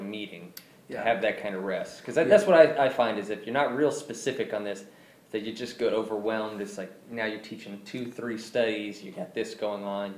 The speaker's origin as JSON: {"language": "English", "region": "Arkansas", "country": "United States", "tie": "born or raised there", "moved": "as an adult", "lives_now": "Western New York, United States", "said": "I grew up in Arkansas. I'm now way up into Western New York, over 1,000 miles away from all my friends and family"}